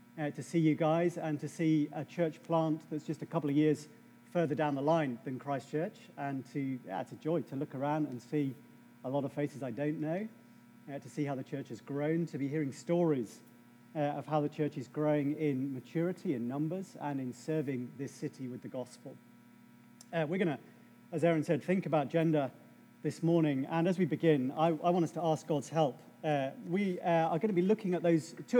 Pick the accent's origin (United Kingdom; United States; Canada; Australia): United Kingdom; England; I'm English